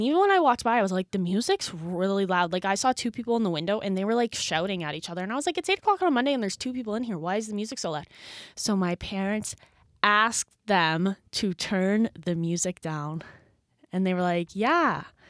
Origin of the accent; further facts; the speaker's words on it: New Brunswick, Canada; now in Toronto, Canada; For those who forget, for those who forget from last episode, I am from New Brunswick, so I don't see my parents all too often, and they are not city people at all.